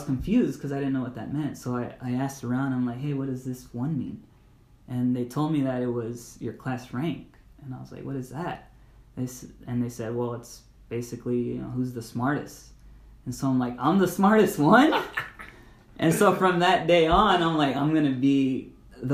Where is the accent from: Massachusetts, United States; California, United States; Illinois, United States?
California, United States; La Puente; I grew up in Los Angeles, the metropolitan area